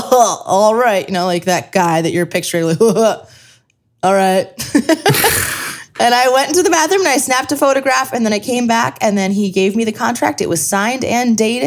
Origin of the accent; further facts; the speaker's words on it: Scranton, Pennsylvania, United States; I am from Scranton.